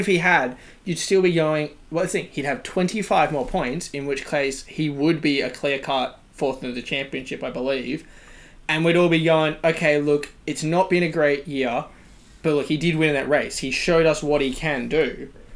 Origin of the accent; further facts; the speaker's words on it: Australia; we're all Australian